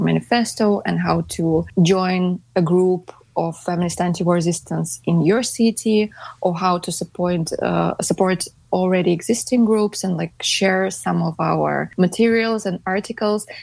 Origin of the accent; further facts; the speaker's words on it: Saint Petersburg, Russia; I'm from St. Petersburg, Russia.